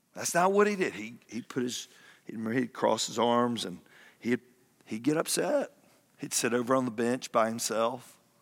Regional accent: Fayetteville, Georgia, United States; moved away as an adult; now in Kennesaw, United States; move back to my hometown of Fayetteville

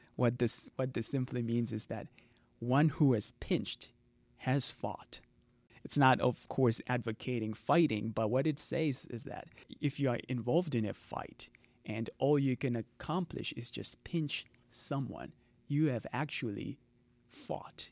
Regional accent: Zimbabwe; first language Shona; English is a second language; I'm from Zimbabwe

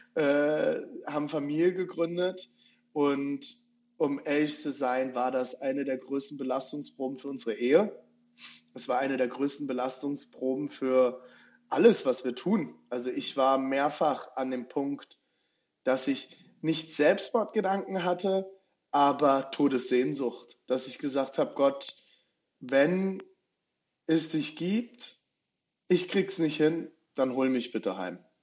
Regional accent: Rhine-Main area, Germany; moved away as an adult; now in Leipzig, Germany; Ich komme ursprünglich aus dem Rhein-Main-Gebiet, bin mit, mit, meiner Frau vor guten acht Jahren nach Leipzig gezogen

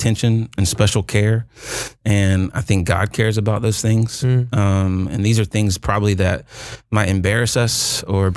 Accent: Fountain Inn, South Carolina, United States; now in Anderson, United States; I'm also from Fountain Inn, South Carolina

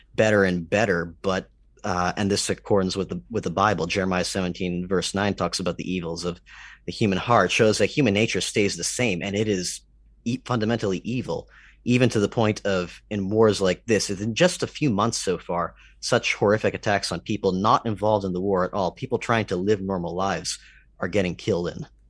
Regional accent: Canada; I'm Canadian

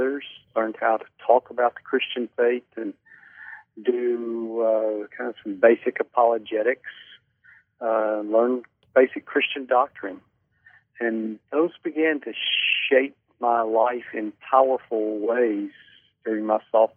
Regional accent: Birmingham, Alabama, United States; moved away as an adult; also born or lived in Brooklyn, New York / Dallas, Texas; I was raised in Birmingham, Alabama

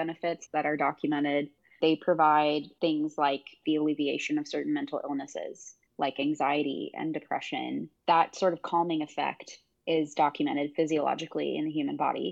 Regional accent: Houston, Texas, United States; moved away as an adult; also born or lived in Milwaukee, Wisconsin; Growing up, I grew up on the Gulf Coast of Texas. I grew up in Houston

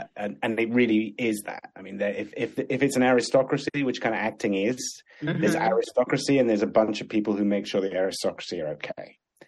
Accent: Sudan; born there; I was born in Sudan in Africa.

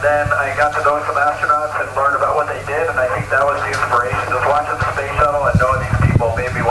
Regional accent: Maryland, United States; I grew up in Maryland in the United States

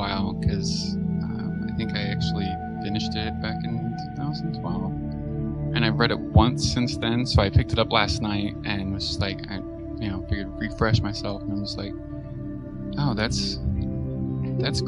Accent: West Coast, United States; also born or lived in Toledo, Ohio; Then we moved from Toledo, Ohio, back to the West Coast, where I'm from.

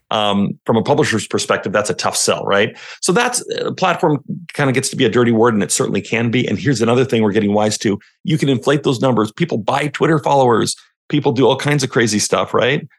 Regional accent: Western Canada, Canada; also born or lived in Washington State, United States; now in Washington, United States; I'm from Western Canada. But yes, I am now just fifteen minutes north of Portland, Oregon

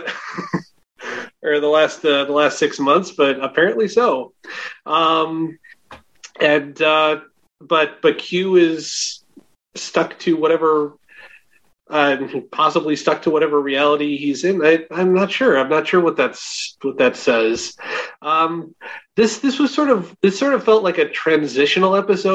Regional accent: Schaumburg, Illinois, United States; I'm from Schaumburg

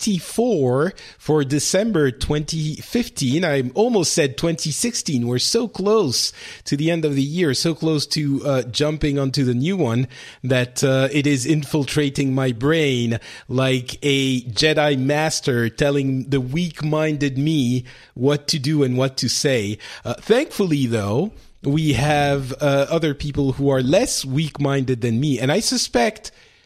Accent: Paris, Île-de-France, France; I'm from Paris

